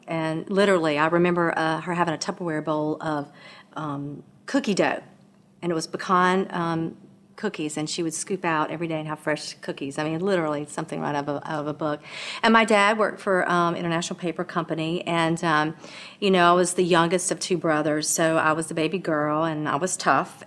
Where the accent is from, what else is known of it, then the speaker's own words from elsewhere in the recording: Mississippi, United States; now in Louisiana, United States; I was born in Mississippi